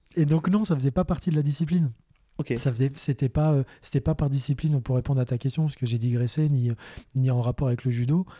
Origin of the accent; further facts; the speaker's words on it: Boulogne-Billancourt, Île-de-France, France; moved away; also born or lived in Eure-et-Loir; j'avais 5 ans, euh, je vivais à Paris, j'étais à Boulogne